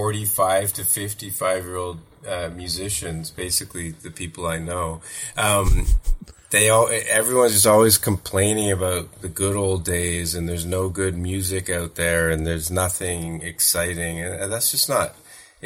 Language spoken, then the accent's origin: English; Thornhill, Ontario, Canada; now in Toronto, Canada; I grew up in Thornhill, which is, you know, north of Steeles and Yonge